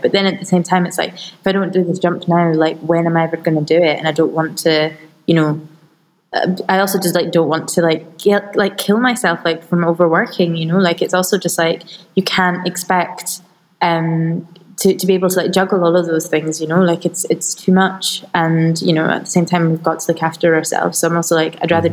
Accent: Scotland, United Kingdom; growing up in Scotland, but being born into an Iraqi family

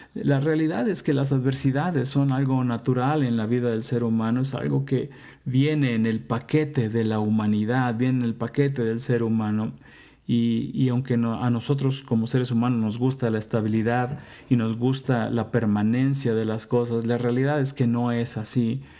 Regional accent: Mexico; moved away; also born or lived in United States / Mexico City; soy mexicano, vivo en la Ciudad de México

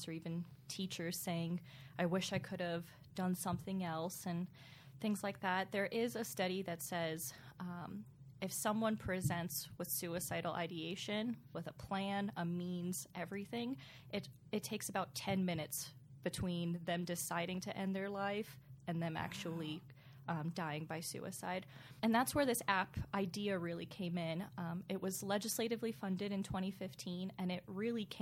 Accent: Pennsylvania, United States; I was born and raised in Pennsylvania

